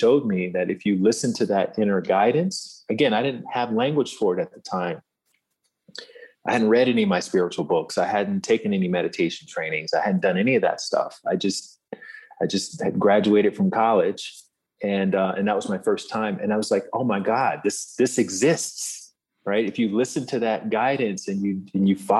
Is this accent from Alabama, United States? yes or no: yes; Alabama, United States; moved away as an adult; I'm this kid from Alabama